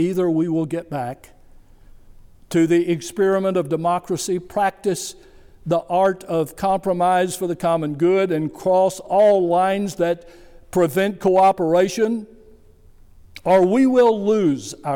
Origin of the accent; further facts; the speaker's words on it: United States; I'm a religious person, a Christian, and I am an American